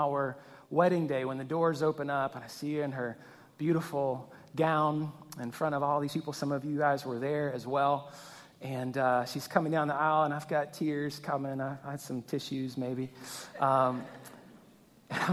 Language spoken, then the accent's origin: English; Louisiana, United States; I grew up in Louisiana